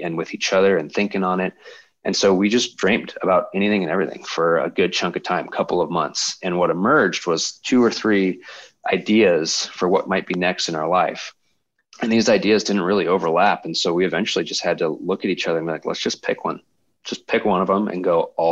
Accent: Colorado Springs, Colorado, United States; my wife, Brooke, and I were born and raised in Colorado Springs

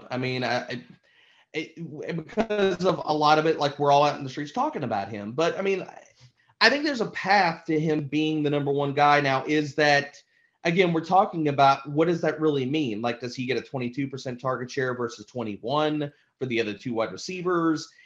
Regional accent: Louisiana, United States; as, as, Louisiana native

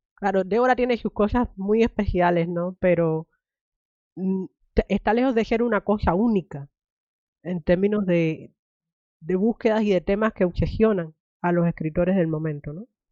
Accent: Cuba; now in United States; me crié en Cuba

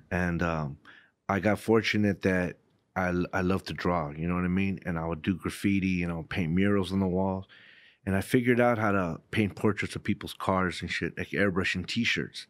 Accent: Southern California, United States; growing up in Southern California

